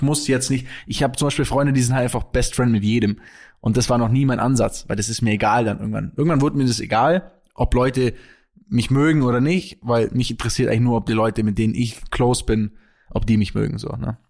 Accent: Kempten, Bavaria, Germany; moved away as an adult; now in Munich, Germany; in Kempten, wo ich aufgewachsen bin

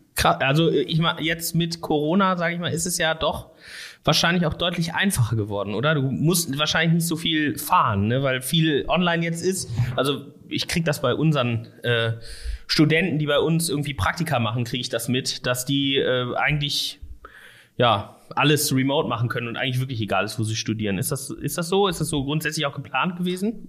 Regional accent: Erkrath, North Rhine-Westphalia, Germany; moved away as an adult; also born or lived in Düsseldorf / Koblenz; now in Ruhr area, Germany; ich komme nicht aus, äh, aus Essen gebürtig oder aus Gelsenkirchen oder irgendwo aus dem Ruhrgebiet, sondern aus Erkrath tatsächlich.

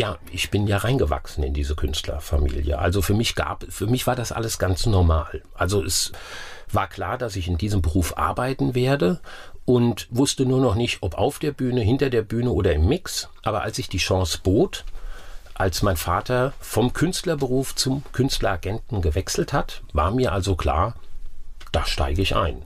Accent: Wiesbaden, Hesse, Germany; moved away as an adult; also born or lived in Oppenheim; Ich bin in Wiesbaden groß geworden

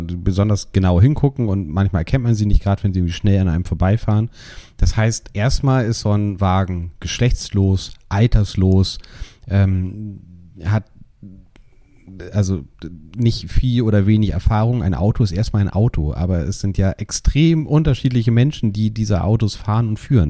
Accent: Hamburg, Germany; so häufig verlasse ich meine Heimatstadt ja. nicht.

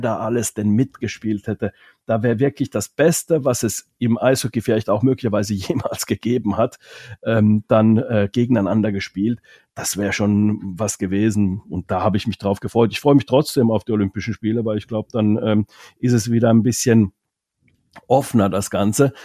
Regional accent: Finland; first language Finnish; German is a second language; now in Germany; Ich als Finne zum Beispiel, wir, wir Finnen

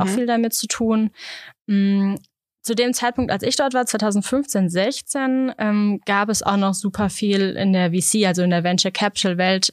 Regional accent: Germany; ich als Deutsche

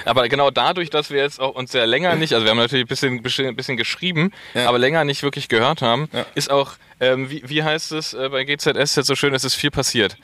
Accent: Berlin, Germany; als Berliner

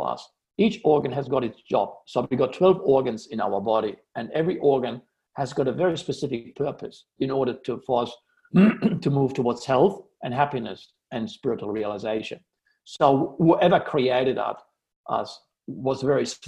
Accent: Amsterdam, North Holland, Netherlands; I grew up in Amsterdam

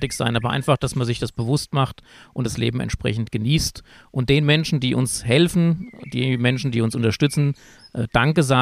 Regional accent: Wölfersheim, Hesse, Germany; du bist aus Melbach, ich bin aus Wölfersheim-Södel

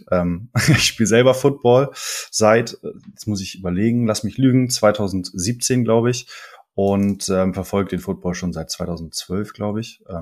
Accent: Kiel, Schleswig-Holstein, Germany; moved away as an adult; now in Hamburg, Germany; Ich komme ursprünglich aus Kiel, äh, bin letztes Jahr nach Hamburg gezogen

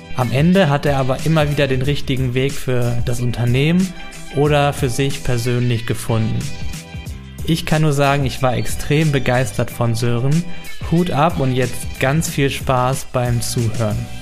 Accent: North Rhine-Westphalia, Germany; Wir kommen beide aus Ostwestfalen und waren auf der gleichen Schule fürs Abitur.

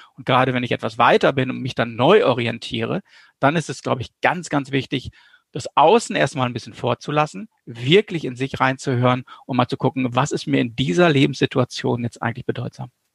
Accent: North Rhine-Westphalia, Germany; ich komme aus Westfalen

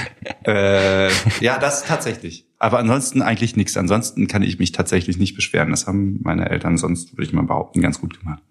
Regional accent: Eifel, Germany; moved away as an adult; also born or lived in Trier; now in Cologne, Germany; ich bin Landkind, komme aus der Eifel und habe da die ersten 19 Jahre meines Lebens verbracht

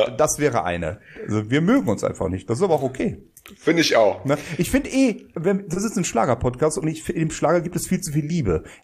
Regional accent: Bonn, North Rhine-Westphalia, Germany; Als Bonner sage ich

